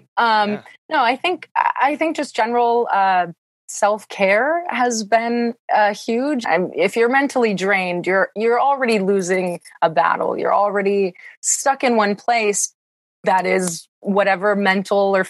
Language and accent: English; small town a couple hours from Milwaukee, Wisconsin, United States; now in Milwaukee, United States; my hometown is about 700 people. It's very small. And the town that I grew up and went to school in is about 3,000